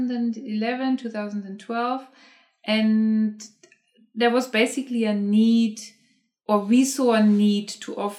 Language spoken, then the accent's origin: English; Germany; moved away; I am originally from Germany, and I grew up in Germany, and I studied in Germany.